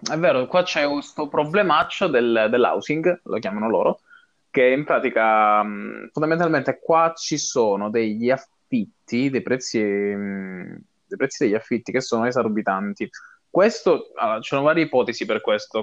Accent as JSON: {"language": "Italian", "region": "Calabria", "country": "Italy", "tie": "born or raised there", "moved": "as an adult", "lives_now": "Dublin, Ireland", "said": "al mio paesino, a, alla Calabria in generale"}